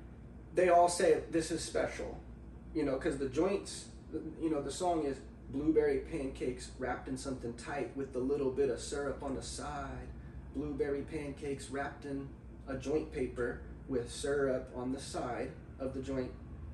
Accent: Grants Pass, Oregon, United States; now in Portland, United States; being in front of my hometown, Grants Pass

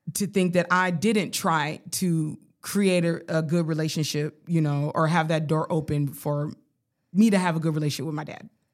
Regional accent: Colorado Springs, Colorado, United States; moved away; I grew up poor in Colorado

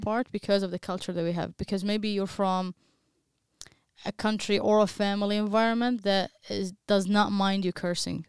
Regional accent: Baghdad, Baghdad Governorate, Iraq; English is a second language; moved away as an adult; now in United States; I'm from Baghdad, Iraq also, just like you guys. I live in, in the U S for a good ten years now or eleven years

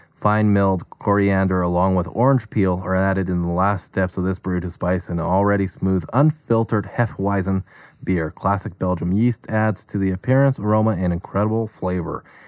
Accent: Calgary, Alberta, Canada; somebody that's been born and raised in Calgary

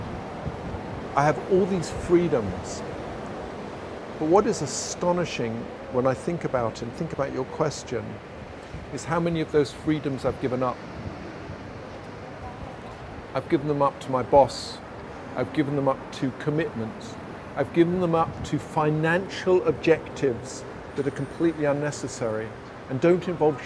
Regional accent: London, United Kingdom; I grew up in London

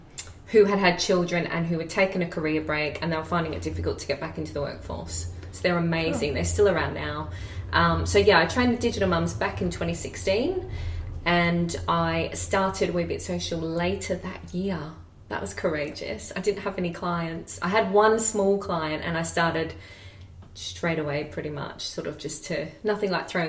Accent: Australia; accent: sounds like Kath and Kim; now in Edinburgh, United Kingdom; I still sound like Kath and Kim.

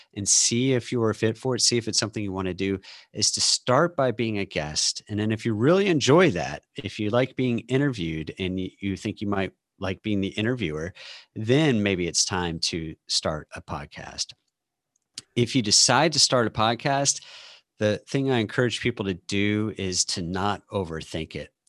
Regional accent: St. Louis, Missouri, United States; also born or lived in Austin, Texas; now in Seattle, United States; I live outside of Seattle now, um, but I grew up in St. Louis and lived in Austin for 20 years

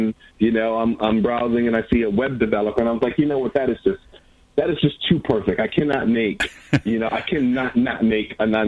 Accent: Milwaukee, Wisconsin, United States; In Milwaukee, Wisconsin.

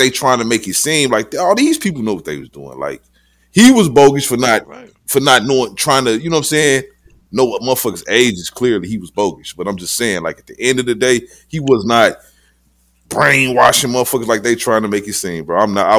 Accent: Chicago, Illinois, United States; I'm from Chicago, bro.

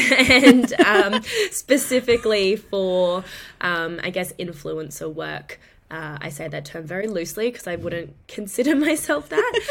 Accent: Brisbane, Queensland, Australia; I'm from Queensland, predominantly in Brisbane

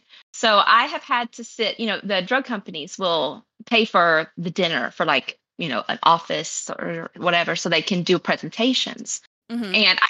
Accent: Tennessee, United States; I grew up in Tennessee, was raised in Tennessee, so we mostly kind of get all four seasons.

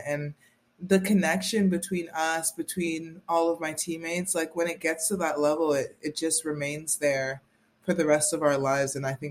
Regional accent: Miami, Florida, United States; moved away as an adult; also born or lived in Princeton, New Jersey; You already know that. You know that, Cami. And I'm from Miami, Florida.

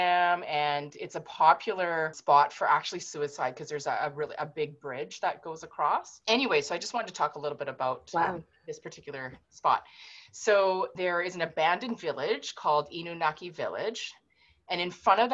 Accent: Vancouver, British Columbia, Canada; I was born and raised in Vancouver

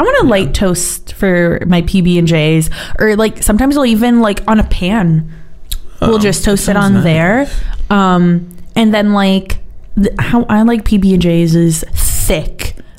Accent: United States; moved away; so I am mixed Spanish and Puerto Rican, but like I grew up in the States and I feel that like I'm personally very aware of that.

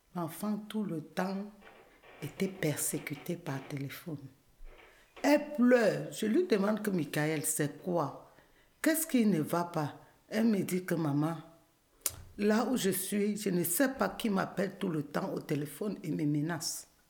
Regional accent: Cameroon; moved away as an adult; also born or lived in Edmonton, Canada; now in Montreal, Canada; je suis camerounaise

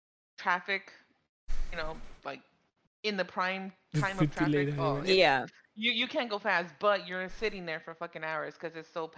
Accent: California, United States; moved away as an adult; I'm from Cali, but I live towards East Asia now.

